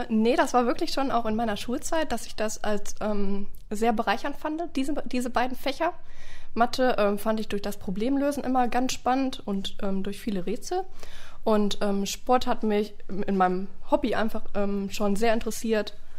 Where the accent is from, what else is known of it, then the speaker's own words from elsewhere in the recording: Oberhausen, North Rhine-Westphalia, Germany; ich komme gebürtig aus Oberhausen